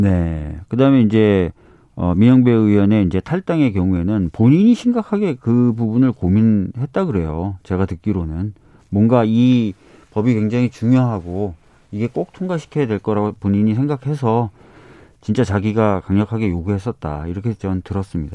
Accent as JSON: {"language": "Korean", "region": "Seoul", "country": "South Korea", "tie": "born or raised there", "said": "저도 서울에서 나고 자랐지만"}